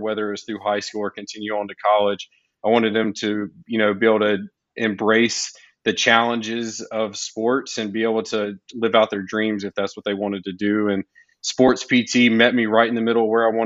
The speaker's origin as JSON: {"language": "English", "town": "Jackson", "region": "Mississippi", "country": "United States", "moved": "as an adult", "lives_now": "Houston, United States", "said": "I am originally from Jackson, Mississippi."}